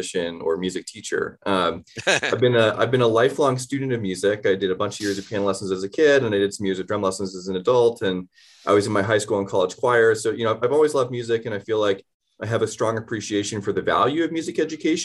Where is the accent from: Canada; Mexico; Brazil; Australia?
Canada; moved away as an adult; also born or lived in Boston / New York City; now in Denver, United States; I grew up in Canada. I moved to the States for college.